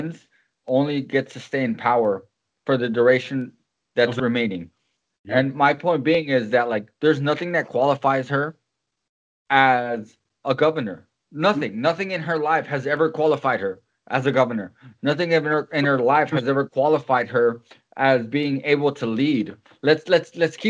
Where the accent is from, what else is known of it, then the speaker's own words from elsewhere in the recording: Northern California, United States; we're from North Cal